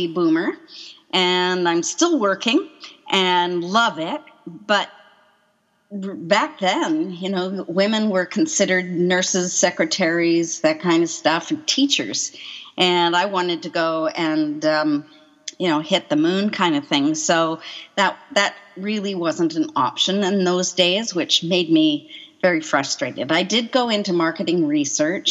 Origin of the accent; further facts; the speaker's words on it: Coquitlam, British Columbia, Canada; also born or lived in Quebec / North Vancouver; I was born in Quebec, just south of Montreal, and moved out here and grew up in Coquitlam and then spent most of my adult life in North Vancouver